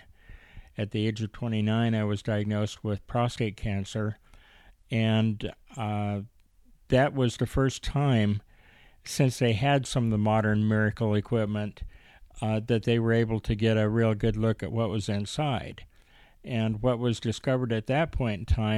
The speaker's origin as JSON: {"language": "English", "town": "Mesa", "region": "Arizona", "country": "United States", "tie": "born or raised there", "said": "I grew up primarily in Mesa, Arizona"}